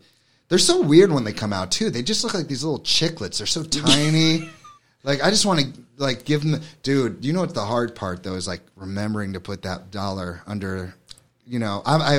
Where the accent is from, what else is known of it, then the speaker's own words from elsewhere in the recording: New York City, New York, United States; now in Hammonton, United States; I'm from New York City